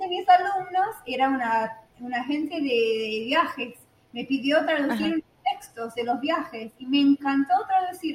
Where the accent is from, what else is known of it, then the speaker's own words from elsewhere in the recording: Texas, United States; Spanish is a second language; Texas, de donde soy